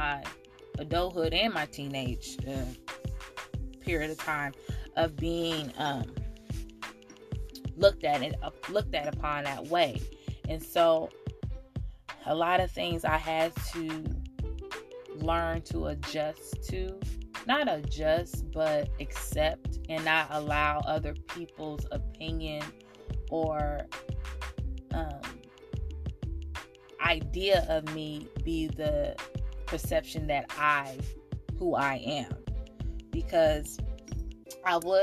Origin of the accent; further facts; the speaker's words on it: Oakland, California, United States; a little girl born and raised in Oakland, California